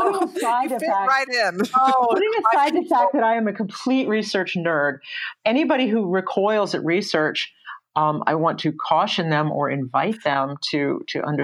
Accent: Atlanta, Georgia, United States; I grew up in Atlanta. I grew up in Morningside and Druid Hills

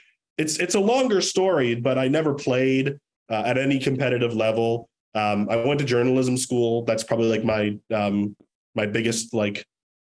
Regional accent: Toronto, Ontario, Canada; moved away; I grew up in Toronto

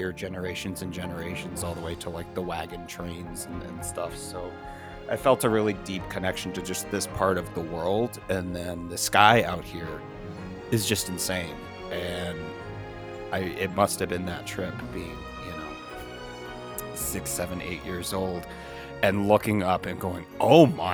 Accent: San Diego, California, United States; now in Southern Arizona, United States; I grew up in San Diego.

